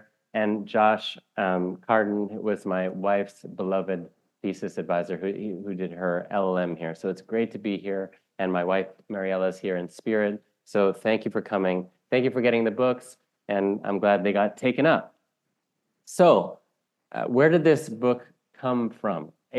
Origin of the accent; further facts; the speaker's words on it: Canada; almost to explain it to myself as a Canadian